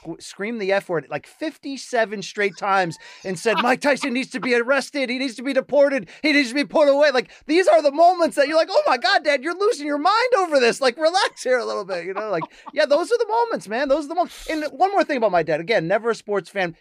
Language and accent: English; Connecticut, United States; I grew up in Connecticut